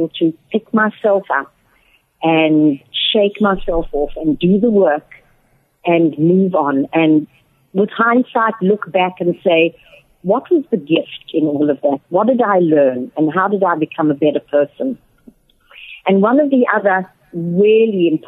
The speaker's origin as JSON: {"language": "English", "country": "South Africa", "moved": "as an adult", "lives_now": "Atlanta, United States", "said": "I'm originally from South Africa, as some of you may have gathered by my accent. I've been back living in America for the last 6 years, and I live in Atlanta, Georgia"}